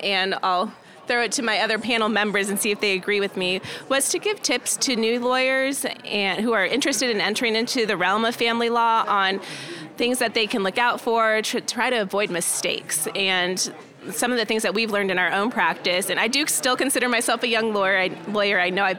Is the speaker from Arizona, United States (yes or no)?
yes; Arizona, United States; now in Texas, United States; I'm not originally from Texas. I'm from Arizona, so I'm a transplant.